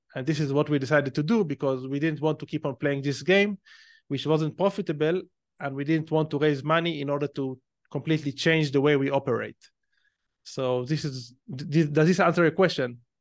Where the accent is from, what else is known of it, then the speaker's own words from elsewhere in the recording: Israel; accent: Israeli; probably based on my accent, you can tell that I'm Israeli. So, like any other Israeli, when I was eighteen years old, um, I went to the army because it's mandatory in Israel